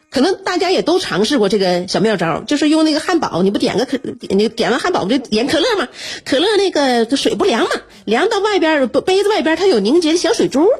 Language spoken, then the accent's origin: Chinese; Northeast China, China; 身为东北人呐，我就对这个我们北方这个四季特别分明的这种温度，我就是很习惯了